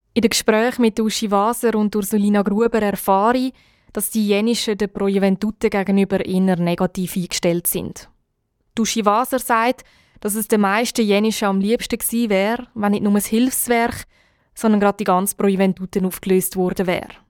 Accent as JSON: {"language": "German", "country": "Switzerland", "said": "bei uns in der Schweiz"}